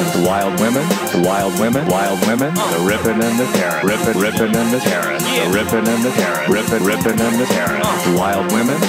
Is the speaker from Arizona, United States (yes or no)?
yes; Arizona, United States